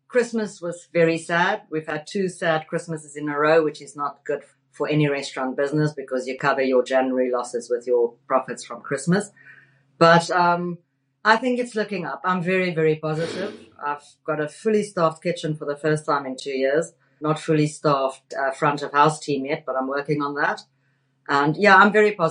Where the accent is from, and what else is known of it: South Africa; accent: South African; now in London, United Kingdom